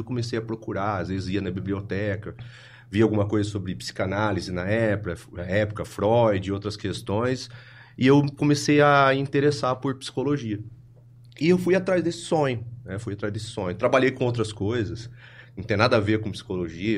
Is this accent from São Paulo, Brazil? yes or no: yes; Ribeirão Preto, São Paulo, Brazil; eu sou de Ribeirão Preto, eu nasci, acho que foi no bairro Campos Elíseos